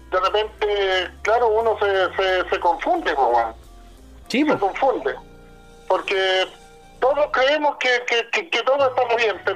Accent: Temuco, Araucanía, Chile; born there; mi zona de confort, en este caso yo que nací en Temuco, eh, nací en Vicur, bueno, eh, era mi zona de confort.

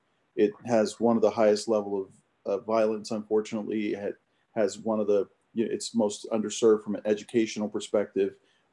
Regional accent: Oakland, California, United States; Just being born and raised in Oakland

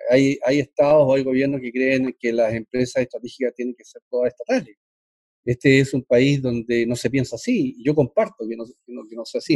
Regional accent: Chile; como chileno

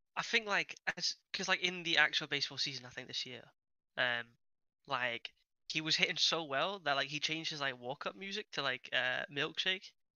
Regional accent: Switzerland; English is a second language; I'm actually from Switzerland, and I learned English

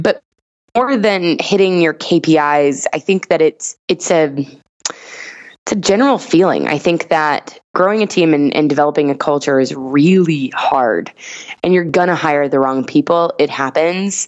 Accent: the South, United States; I grew up in the South

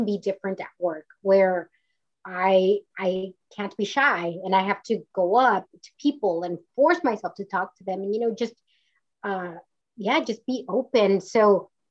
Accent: Mission, Texas, United States; moved away as an adult; now in California, United States; grew up in the Valley in South Texas, and everybody's Hispanic, everybody's Mexican-American

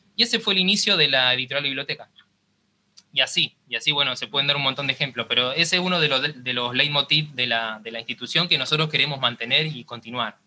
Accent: Cañada de Gómez, Santa Fe, Argentina; moved away as an adult; now in Rosario, Argentina; yo soy de Cañada de Gómez, que es una ciudad que está a 70 kilómetros acá de Rosario

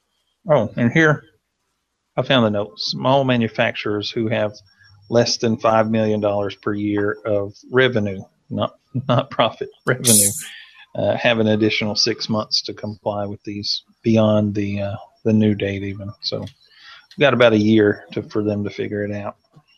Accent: Tennessee, United States; accent: Southern; now in Santiago, Chile; And I'm from Tennessee. So we're teaching these kids. And I don't have the strong accent I once did, but we still have some Southern accent.

